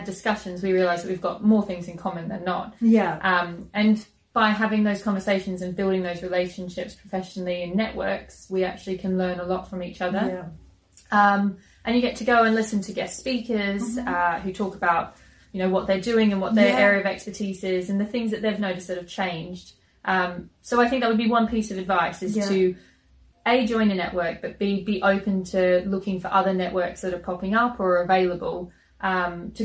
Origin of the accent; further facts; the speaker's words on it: Queensland, Australia; moved away; in Queensland, back in my home state in Australia